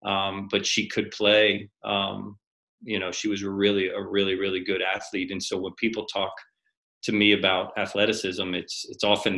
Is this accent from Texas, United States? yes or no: no; Harrisburg, Pennsylvania, United States; Harrisburg, PA.